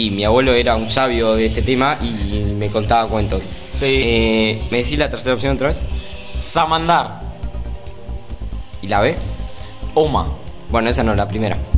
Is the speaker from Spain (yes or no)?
no; Paraguay; Sí, soy